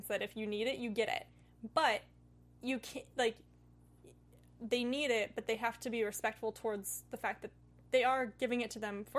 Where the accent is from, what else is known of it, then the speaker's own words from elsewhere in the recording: Oregon, United States; So I'm from Oregon.